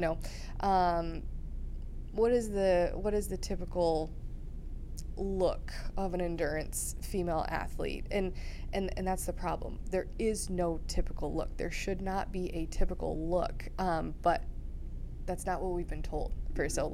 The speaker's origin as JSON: {"language": "English", "region": "Iowa", "country": "United States", "tie": "born or raised there", "also_born_or_lived": "Missouri", "moved": "as an adult", "said": "I grew up in Iowa"}